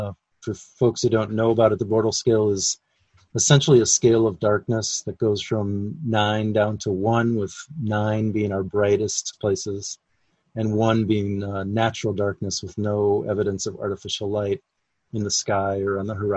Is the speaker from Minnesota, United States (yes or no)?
yes; Minnesota, United States; growing up in Minnesota